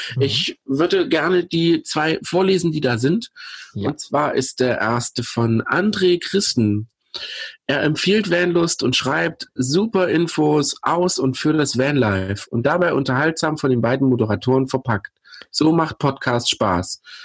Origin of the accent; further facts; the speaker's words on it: Pößneck, Thuringia, Germany; in meiner Heimatstadt Pösneck